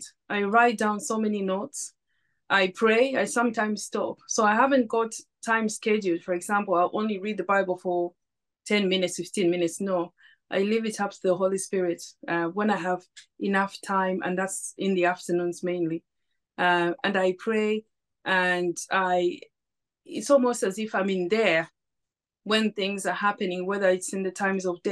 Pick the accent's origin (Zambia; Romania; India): Zambia; now in United Kingdom; I'm originally from Zambia